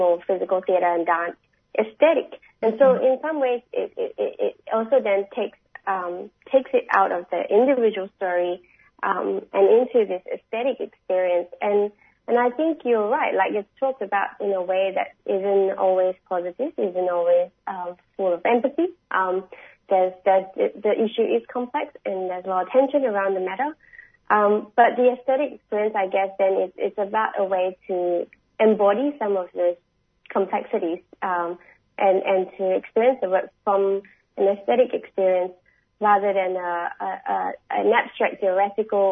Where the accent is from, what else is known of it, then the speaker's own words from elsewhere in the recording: Singapore; now in Australia; I'm from Singapore originally. I hold a Singapore passport.